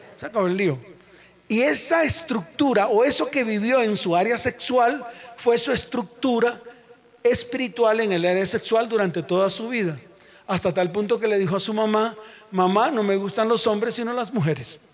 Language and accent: Spanish; Santa Marta, Magdalena, Colombia; Allá en mi tierra, Santa Marta